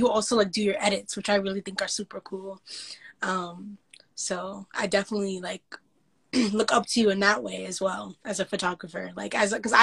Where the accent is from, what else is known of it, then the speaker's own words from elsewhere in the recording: New York City, New York, United States; I'm from the Bronx.